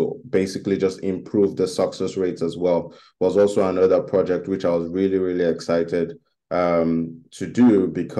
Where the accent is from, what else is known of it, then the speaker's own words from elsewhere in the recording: Nigeria; my home country, which is Nigeria.